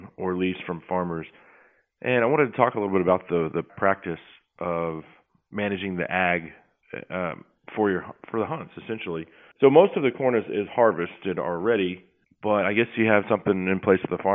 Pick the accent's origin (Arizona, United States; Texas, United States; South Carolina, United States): Texas, United States; I'm obviously from Texas